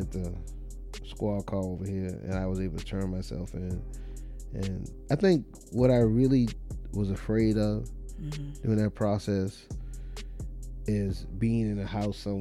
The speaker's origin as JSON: {"language": "English", "town": "Charleston", "country": "United States", "said": "I was from Charleston"}